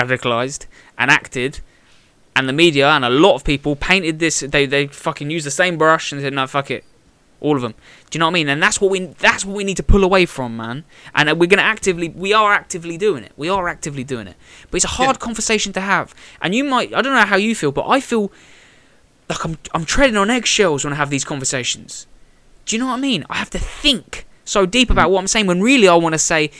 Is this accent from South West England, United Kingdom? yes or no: no; Bedford, East of England, United Kingdom